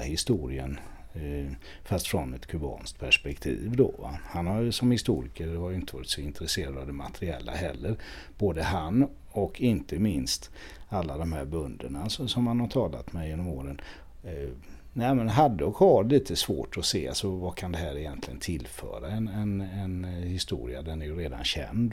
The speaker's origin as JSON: {"language": "Swedish", "country": "Sweden", "said": "som svensk"}